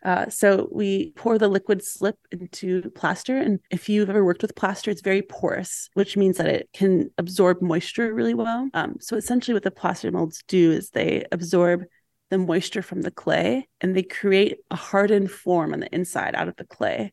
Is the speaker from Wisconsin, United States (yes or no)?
yes; Milwaukee, Wisconsin, United States; I grew up in Milwaukee